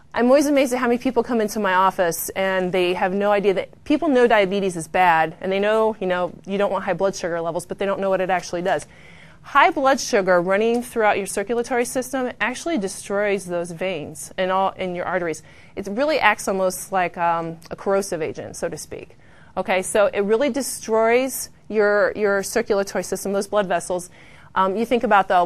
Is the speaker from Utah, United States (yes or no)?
no; Findlay, Ohio, United States; I'm from Findlay, Ohio, so Bowling Green's close